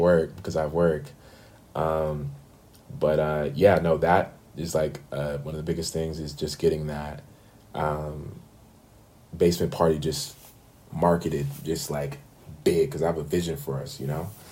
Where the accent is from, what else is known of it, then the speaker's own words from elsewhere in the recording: Bay Area, California, United States; moved away as an adult; now in Atlanta, United States; growing up in the Bay Area